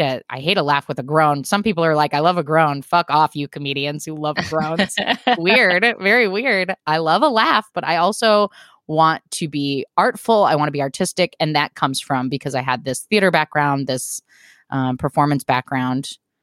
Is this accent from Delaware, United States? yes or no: no; Portland, Oregon, United States; moved away as an adult; also born or lived in Texas; I had never lived anywhere except for my hometown of Portland, Oregon